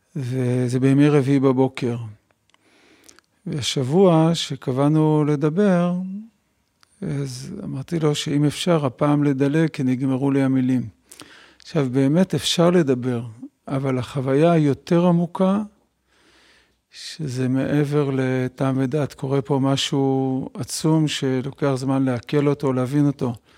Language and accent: Hebrew; Bnei Brak, Tel Aviv District, Israel; גדלתי במשפחה חרדית בבני ברק